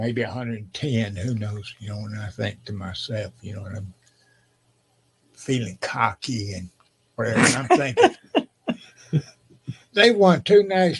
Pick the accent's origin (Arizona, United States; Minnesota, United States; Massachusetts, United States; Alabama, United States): Alabama, United States; Enterprise; Enterprise, my hometown